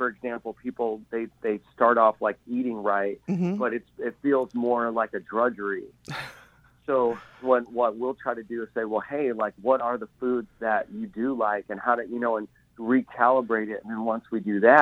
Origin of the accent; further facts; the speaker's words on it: Indiana, United States; moved away as an adult; now in New York City, United States; We're from Indiana, so I always tell everyone we're half hillbilly. we're just simple people from, you know, there were cornfields in our neighborhood